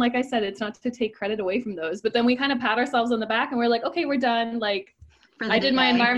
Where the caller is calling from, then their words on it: Copenhagen, Capital Region of Denmark, Denmark; English is a second language; I'm reporting from Copenhagen, Denmark.